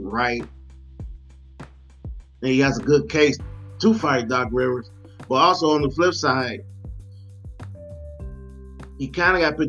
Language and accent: English; Detroit, Michigan, United States; the Detroit Lions, my hometown team.